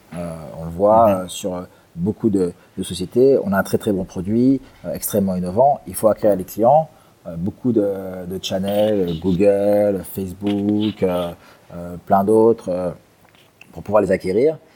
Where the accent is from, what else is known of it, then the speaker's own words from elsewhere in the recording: Geneva, Switzerland; moved away as an adult; now in Singapore; Donc à l'origine, je suis suisse de Genève